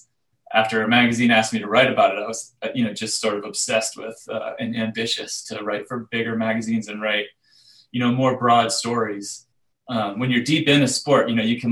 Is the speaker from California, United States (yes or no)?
no; New Hampshire, United States; moved away as an adult; also born or lived in Seattle; I grew up in New Hampshire